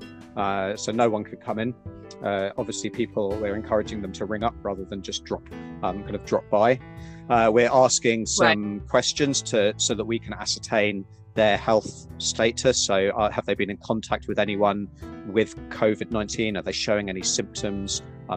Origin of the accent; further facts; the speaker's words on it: United Kingdom; moved away as an adult; now in New Zealand; you'll probably tell from my accent, I'm originally from the UK